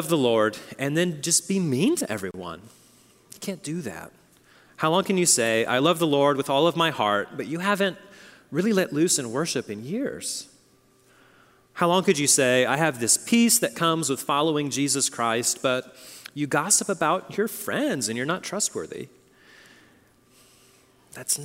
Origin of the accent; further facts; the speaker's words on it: Oklahoma, United States; moved away; I come from Oklahoma